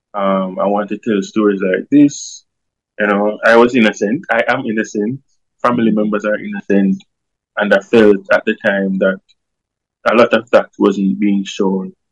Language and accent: English; Kingston, Jamaica; I grew up in Tivoli Gardens